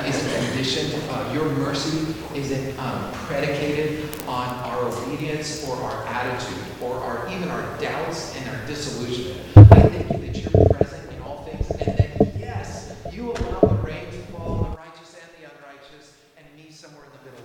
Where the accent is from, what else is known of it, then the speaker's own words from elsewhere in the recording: San Francisco, California, United States; moved away as an adult; also born or lived in Tuscaloosa; I'm from San Francisco.